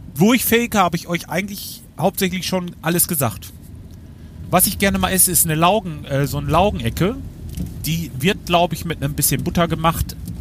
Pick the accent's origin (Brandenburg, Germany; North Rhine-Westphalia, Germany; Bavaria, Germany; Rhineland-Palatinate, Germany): North Rhine-Westphalia, Germany; Lemgo; bei uns in Lemgo